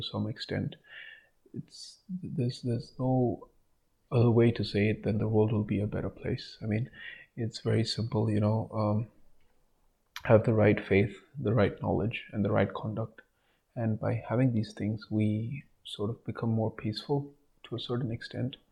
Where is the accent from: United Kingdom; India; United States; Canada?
India; be proud as an Indian